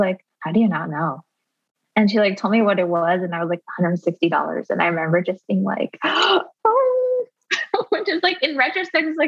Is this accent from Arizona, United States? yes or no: yes; rural Arizona, United States; I grew up in rural Arizona, and I was homeschooled by my mom